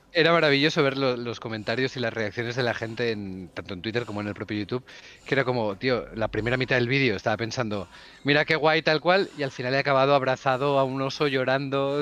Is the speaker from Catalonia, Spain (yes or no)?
yes; Barcelona, Catalonia, Spain; also born or lived in Huesca; yo nací en Huesca, ah. eh, la, capital, la capital mundial, pero vivo en, vivo en Barcelona desde que tengo 5 o 6 años